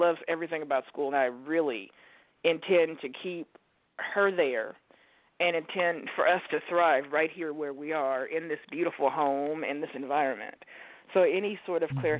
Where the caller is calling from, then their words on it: Oregon, United States; I am calling you from Oregon.